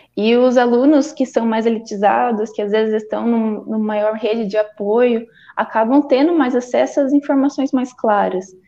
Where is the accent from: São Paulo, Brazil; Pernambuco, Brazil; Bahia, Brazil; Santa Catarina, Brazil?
São Paulo, Brazil; Valinhos; eu tenho vinte e um anos, eu sou natural de Valinhos.